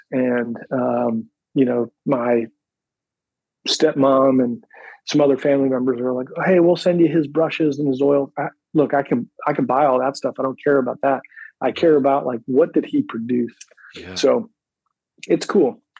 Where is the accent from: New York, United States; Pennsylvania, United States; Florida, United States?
Pennsylvania, United States; born there; So I was born outside of Philadelphia, uh, in the suburbs of Philadelphia, about 45 minutes north of the city.